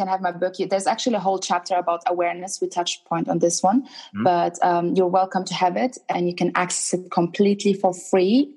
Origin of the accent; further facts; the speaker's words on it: Sudan; also born or lived in Germany; now in London, United Kingdom; I'm originally from Sudan